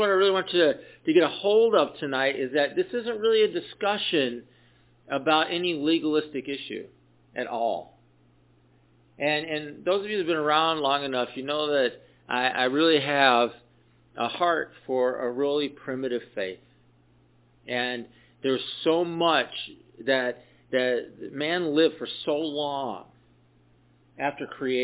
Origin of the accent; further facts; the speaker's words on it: the South, United States; when I was a kid, I grew up in the South